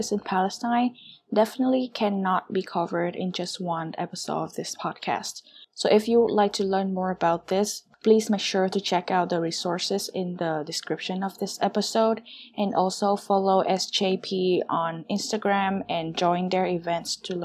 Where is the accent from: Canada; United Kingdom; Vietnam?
Vietnam; now in United States; I grew up in Vietnam and I go to college in the US